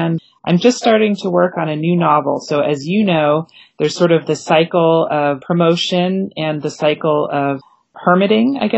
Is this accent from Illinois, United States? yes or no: no; Maine, United States; moved away; It brought me back to my home state. And also, I can tell you, my first job was working at the little seafood restaurant in my village.